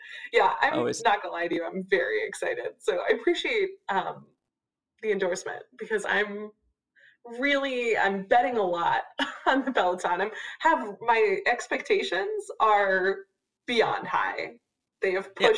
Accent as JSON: {"language": "English", "region": "Texas", "country": "United States", "said": "I'm from Texas"}